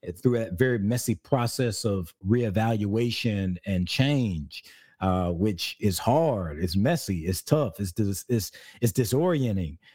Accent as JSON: {"language": "English", "region": "South Carolina", "country": "United States", "also_born_or_lived": "California", "moved": "yes", "lives_now": "Georgia, United States", "said": "I'm from South Carolina"}